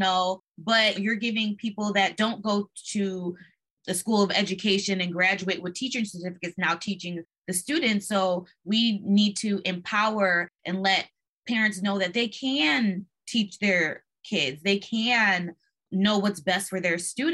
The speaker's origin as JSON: {"language": "English", "region": "Michigan", "country": "United States", "said": "I'm from Michigan too"}